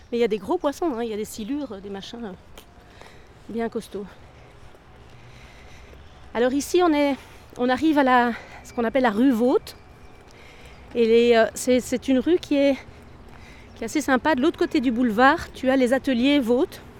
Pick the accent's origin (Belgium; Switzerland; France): Belgium; Brussels, Brussels-Capital Region; also born or lived in Ixelles / Woluwe-Saint-Lambert; Je suis née à Bruxelles, tout à fait. Je suis née à Ixelles et Elsen, Et puis euh, voilà, mes parents sont venus s'installer ici dans les années 80.